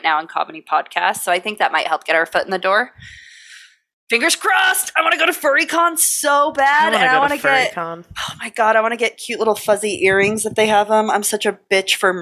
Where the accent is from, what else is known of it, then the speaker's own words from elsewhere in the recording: Layton, Utah, United States; it's local. It's in my hometown.